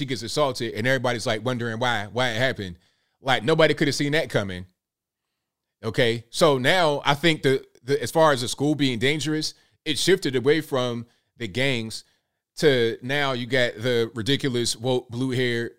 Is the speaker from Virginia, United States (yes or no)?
yes; Virginia Beach, Virginia, United States; I'm from Virginia, like Virginia Beach, Norfolk area